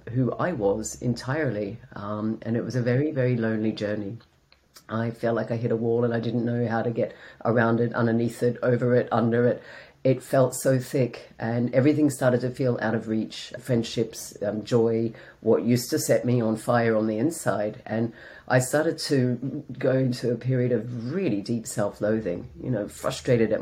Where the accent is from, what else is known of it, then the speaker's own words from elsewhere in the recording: Australia; moved away as an adult; also born or lived in London / south of Spain; now in Spain; I'm an Australian that lives in the south of Spain.